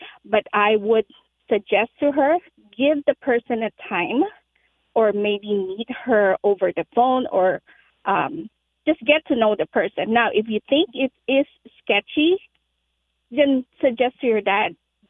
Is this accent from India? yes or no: no; Philippines; now in Apple Valley, United States; I am Filipino.